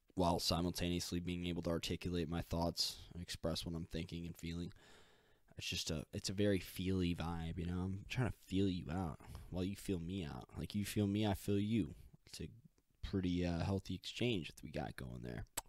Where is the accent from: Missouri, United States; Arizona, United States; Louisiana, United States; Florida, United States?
Missouri, United States; St. Louis; I'm from Saint Louis.